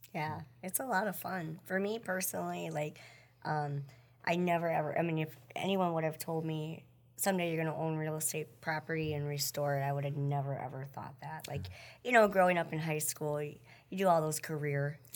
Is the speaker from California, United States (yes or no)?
no; Wisconsin Rapids, Wisconsin, United States; also born or lived in Billings, Montana; now in Marshfield, United States; I was born in Billings, Montana, but I grew up in Wisconsin Rapids